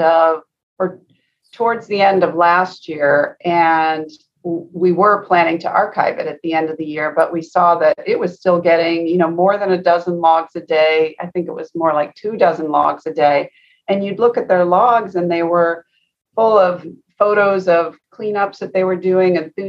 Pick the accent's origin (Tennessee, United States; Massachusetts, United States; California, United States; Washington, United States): Washington, United States; Seattle; I grew up in Seattle